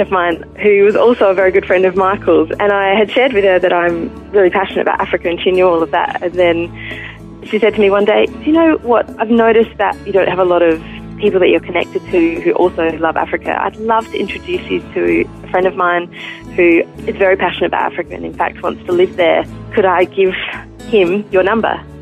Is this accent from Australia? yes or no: yes; Adelaide, South Australia, Australia; I was born in Adelaide um, in the northeast of Adelaide. I was lucky enough to grow up in a Christian home